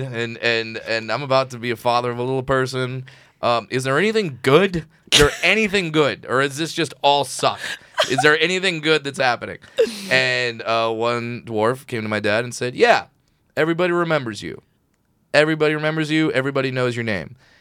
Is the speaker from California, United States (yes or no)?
yes; Orange County, California, United States; I grew up in Orange County